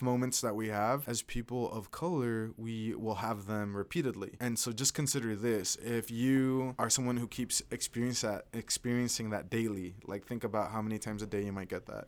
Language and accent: English; Caldwell, Idaho, United States; I'm from Southern Idaho, but I'm from Caldwell, so it's one of the suburbs of Boise